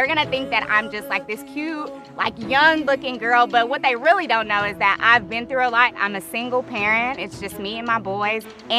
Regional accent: Texas, United States; I grew up in Texas and I am an educator.

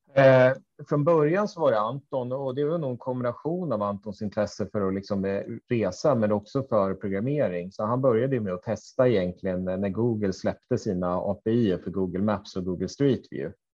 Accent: Katrineholm, Södermanland, Sweden; moved away; also born or lived in Linköping; Jag är uppväxt i Katrineholm

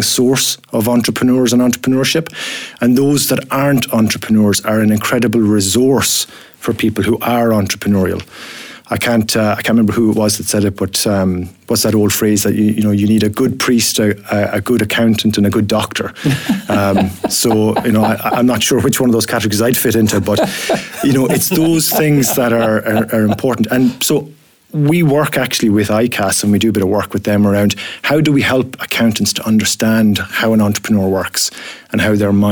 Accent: Ireland; accent: Irish; now in Scotland; you'll have detected from the accent that I'm Irish myself

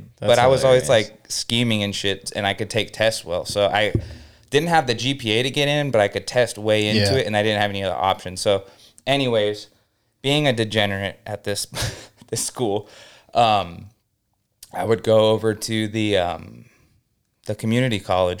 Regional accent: Norco, California, United States; It was like this brand new high school in my little town I grew up in Norco. There's like 30,000 people.

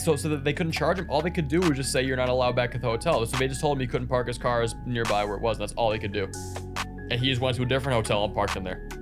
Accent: Chicago area, Illinois, United States; I'm from a Chicago area. I'm not from a city, of course

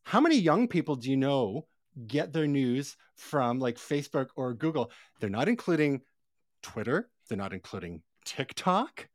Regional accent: Canada

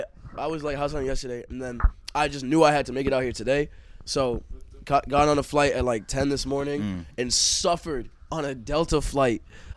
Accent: Australia; Can I say I'm from Australia? I'm not

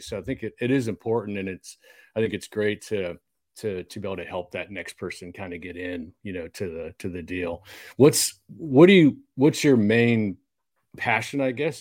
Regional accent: Texas, United States; a couple Texas boys

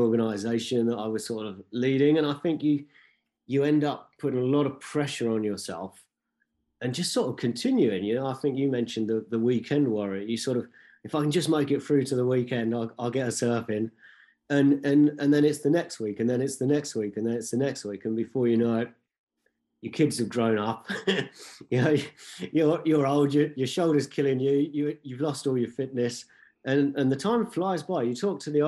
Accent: Tring, East of England, United Kingdom; I grew up in a place called Tring. It's in Hertfordshire.

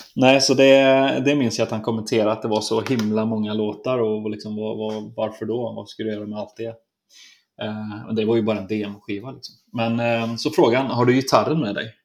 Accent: Trollhättan, Västra Götaland, Sweden; lilla pojken från Trollhättan

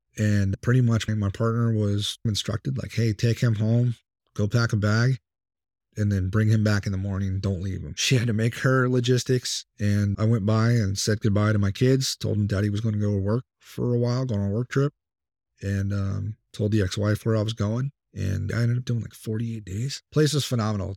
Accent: Temecula, California, United States; moved away as an adult; now in Virginia, United States; I've got a buddy of mine that does live out here that I grew up with in California

